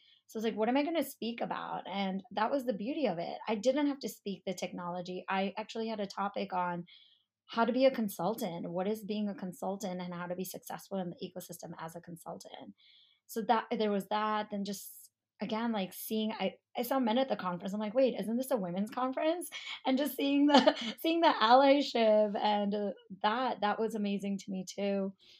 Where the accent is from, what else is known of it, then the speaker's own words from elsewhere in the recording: India; I'm Indian. I'm 100% Indian. So people automatically assume either I'm in tech or I'm a doctor or I'm a lawyer, right?